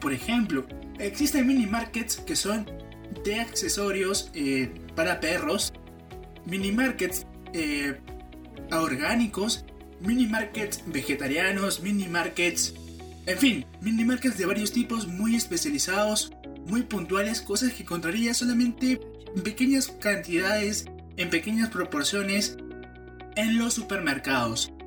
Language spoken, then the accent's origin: Spanish; Peru; en mi país